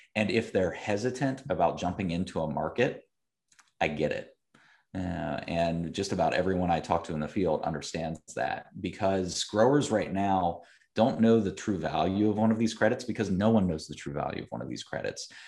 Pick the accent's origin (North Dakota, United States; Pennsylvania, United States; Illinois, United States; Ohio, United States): Ohio, United States; Columbus; I am from Central Ohio, uh, was born and raised here, um, did not grow up in the agriculture community, though. I grew up in the suburbs of Columbus